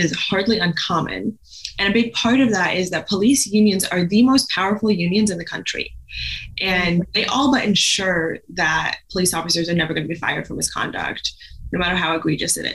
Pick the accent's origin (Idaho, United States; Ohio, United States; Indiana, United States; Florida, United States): Indiana, United States; I grew up in Indiana